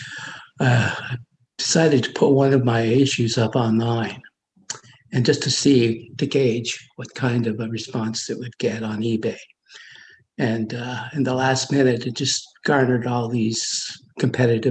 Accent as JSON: {"language": "English", "town": "Ottawa", "region": "Ontario", "country": "Canada", "tie": "born or raised there", "also_born_or_lived": "Montreal", "said": "I was in Ottawa until I was about 13 and then moved to Montreal until I was 17 and moved back to Ottawa again."}